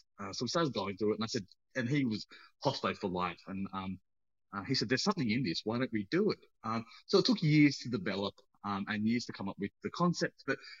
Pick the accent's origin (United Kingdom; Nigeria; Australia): Australia; And now I bring that to the people because I own my story as an Australian Sri Lankan.